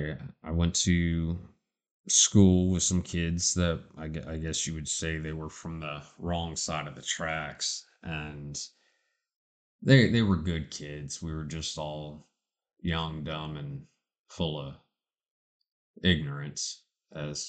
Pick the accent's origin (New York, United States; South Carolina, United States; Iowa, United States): South Carolina, United States; Charleston; born or raised there